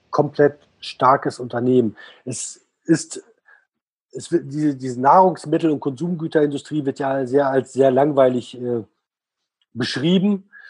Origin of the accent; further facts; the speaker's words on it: Switzerland; also ich als Schweizer, wenn ich in der Schweiz leben, äh, leben würde